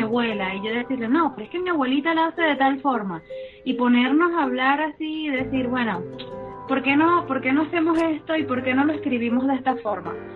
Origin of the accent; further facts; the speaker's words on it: Valencia, Carabobo, Venezuela; Yo soy valenciana, pero mi, papá, mi papá es gocho y mi mamá es oriental